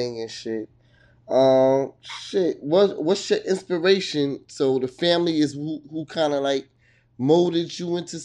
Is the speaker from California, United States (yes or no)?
no; Hackensack, New Jersey, United States; now in Virginia, United States; I'm from Hackensack, TNA, but I live in Virginia